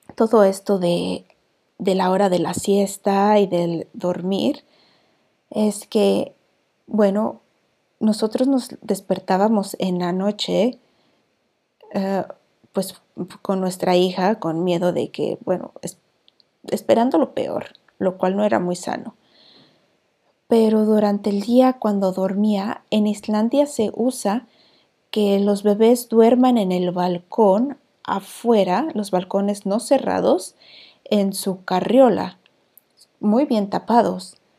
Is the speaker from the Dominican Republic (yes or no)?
no; Mexico; moved away as an adult; now in Iceland; soy la vikinga mexicana